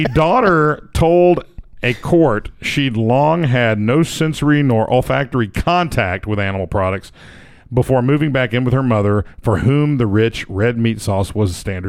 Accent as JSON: {"language": "English", "region": "Tennessee", "country": "United States", "said": "I am from Tennessee. I do not have. I'm not Italian."}